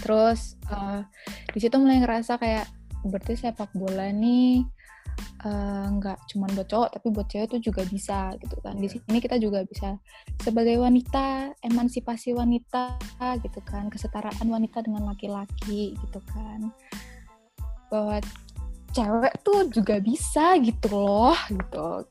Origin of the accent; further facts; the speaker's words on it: Jakarta, Indonesia; moved away; Sebenarnya main sepak bola tuh dari kecil, dari kecil waktu masih di Jakarta tuh main sepak bola sama anak-anak rumah di deket situ